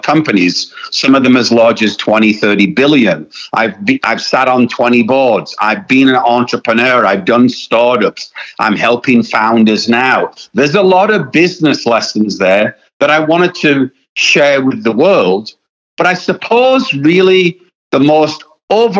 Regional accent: United Kingdom; I am British

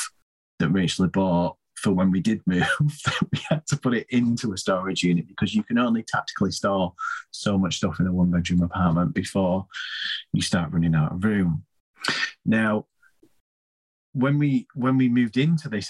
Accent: Leeds, Yorkshire and the Humber, United Kingdom; I'm from Leeds myself

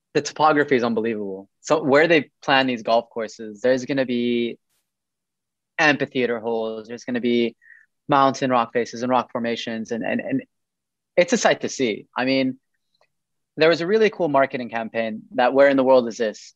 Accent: Eastern Province, Saudi Arabia; also born or lived in United States; I grew up in America up until the age of eight, like from three to eight, my parents were finishing up their university degree. And I came back to Saudi

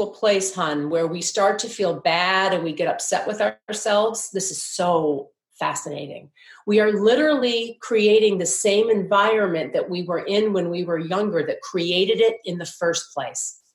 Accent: Midwest, United States; moved away; also born or lived in New York; when we were little girls growing up in the Midwest

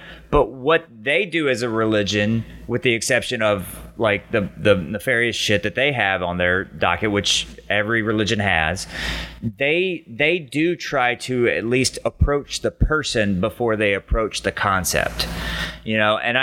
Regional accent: Muscle Shoals, Alabama, United States; I grew up in Muscle Shoals

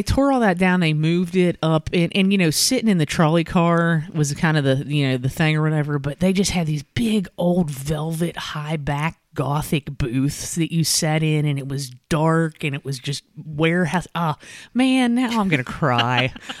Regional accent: Northern Kentucky, United States; now in Lexington, United States; I grew up in Northern Kentucky, mm-hmm. and yes, I was an original 606.

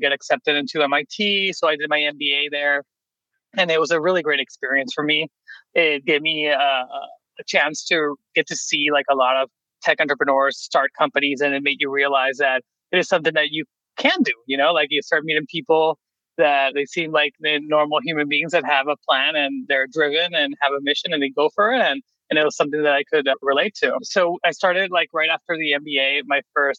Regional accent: Venezuela; moved away as an adult; now in United States; I'm originally from Venezuela.

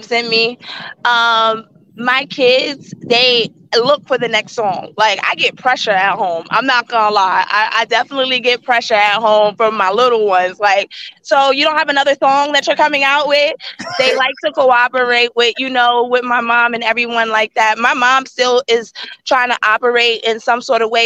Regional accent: Yonkers, New York, United States; moved away as an adult; now in Middletown, United States; I'm in Yonkers. I'm from Yonkers. 914.

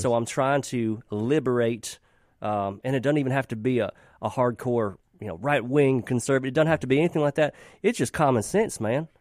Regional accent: Mississippi, United States; also born or lived in Nashville; growing up in Mississippi

